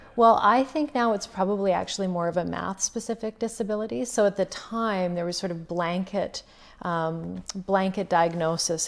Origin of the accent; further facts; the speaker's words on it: Duck Lake, Saskatchewan, Canada; I'm originally from a really small community, uh, in north central Saskatchewan called Duck Lake